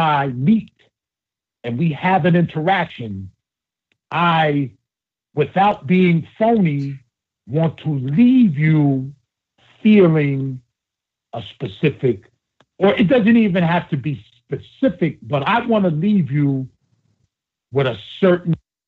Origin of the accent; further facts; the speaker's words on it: United States; I grew up right outside of Manhattan